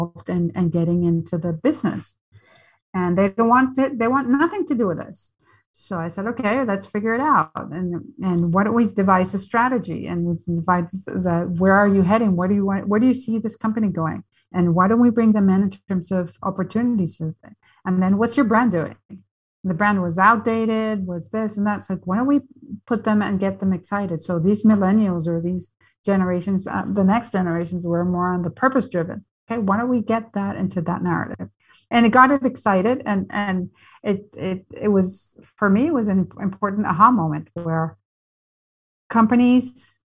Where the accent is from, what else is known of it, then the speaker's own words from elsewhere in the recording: Venezuela; moved away as an adult; also born or lived in New York; now in United States; I'm born and raised in Venezuela, but I studied in New York at Columbia engineering